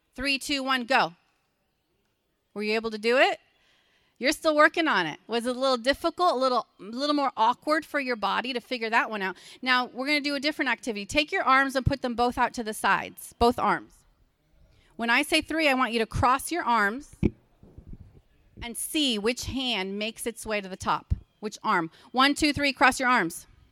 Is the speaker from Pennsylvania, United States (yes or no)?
yes; Pennsylvania, United States; I'm from Pennsylvania, so I know the language here